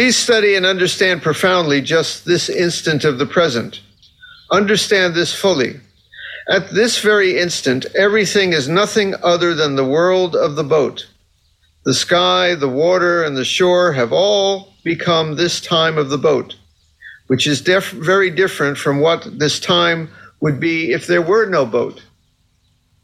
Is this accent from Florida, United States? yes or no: yes; Fort Lauderdale, Florida, United States; I grew up in Fort Lauderdale, Florida, which is a big sailing town